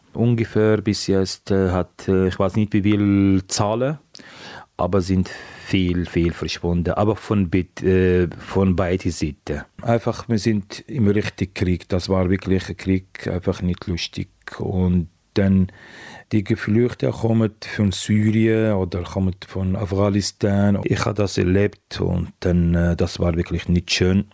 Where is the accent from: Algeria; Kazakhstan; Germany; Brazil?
Algeria; German is a second language; moved away as an adult; also born or lived in Tunisia; Ja, 1996 bin ich äh, von Algerien geflüchtet